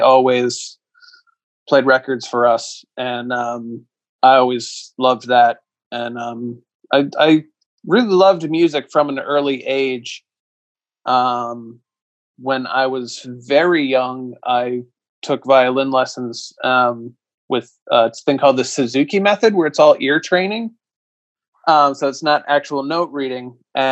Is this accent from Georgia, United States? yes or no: no; South Central Pennsylvania, United States; moved away as an adult; also born or lived in Hamilton, Baltimore, Maryland; now in Baltimore, United States; I'm originally from, I grew up in South Central PA